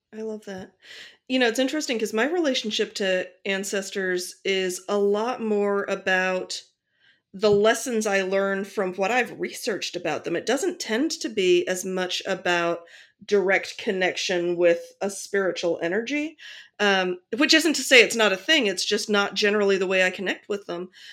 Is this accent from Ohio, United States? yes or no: yes; Akron, Ohio, United States; seventeen people I grew up with in Akron, Ohio